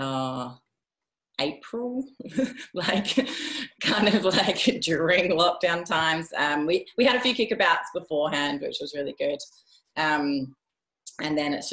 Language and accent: English; Perth, Western Australia, Australia; moved away; our coach, Brendan, and I come from Perth, Australia